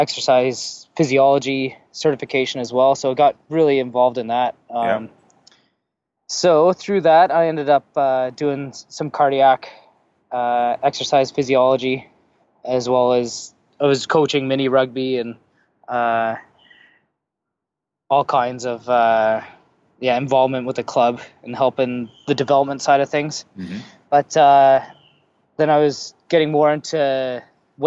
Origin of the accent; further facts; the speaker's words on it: Saskatoon, Saskatchewan, Canada; moved away as an adult; also born or lived in Vancouver; now in British Columbia, Canada; graduating from Walter Murray Collegiate in Saskatoon.